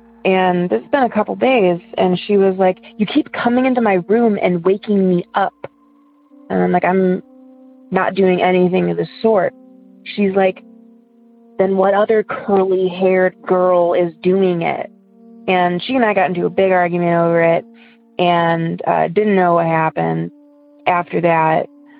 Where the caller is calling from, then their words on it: Ohio, United States; I'm from Ohio.